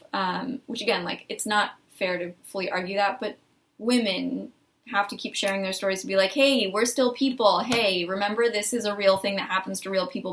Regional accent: Arizona, United States; moved away; I'm from Arizona

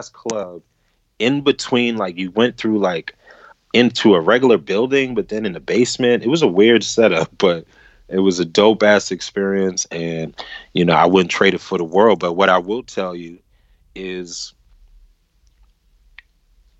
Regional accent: New York City, New York, United States; born or raised there; also born or lived in Brooklyn

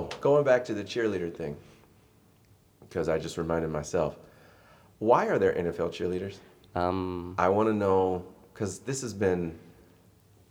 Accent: California, United States; I'm from California

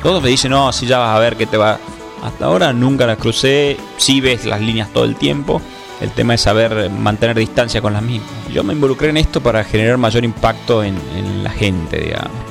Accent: Tucumán, Argentina; moved away as an adult; also born or lived in United States; yo soy tucumano

